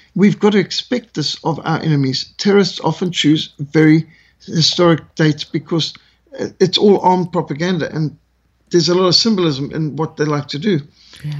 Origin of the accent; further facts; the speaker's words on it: Zimbabwe; also born or lived in South Africa; I grew up with this in Rhodesia